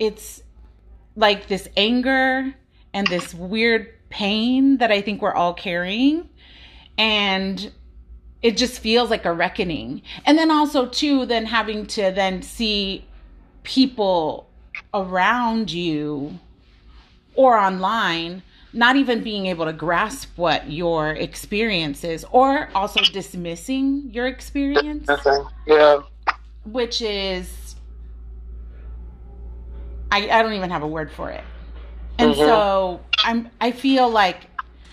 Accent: United States; I was born here

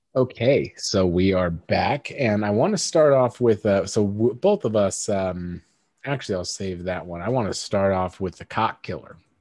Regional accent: United States; I'm an American

